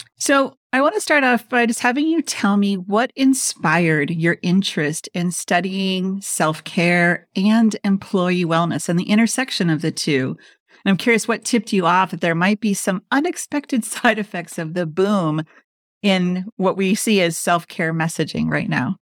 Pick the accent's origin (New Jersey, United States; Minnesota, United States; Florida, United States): Minnesota, United States; moved away; also born or lived in Washington, D.C. / New York; I'm from Minnesota